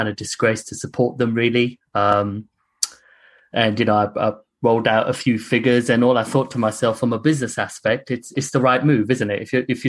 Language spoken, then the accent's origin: English; United Kingdom; because you know, as a British, Asian, unfortunately, I've had racism.